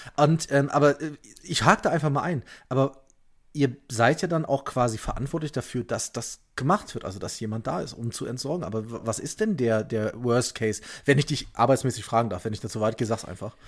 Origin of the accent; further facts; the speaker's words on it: Leverkusen, North Rhine-Westphalia, Germany; now in Bavaria, Germany; ich bin aber gebürtiger Leverkusener und damit ja fast Kölner